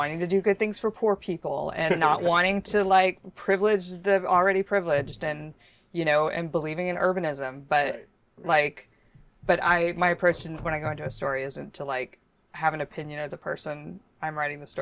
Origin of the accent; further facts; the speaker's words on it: United States; moved away as an adult; also born or lived in Mississippi / Houston, Texas / Austin, Texas; I grew up in Mississippi and in Houston.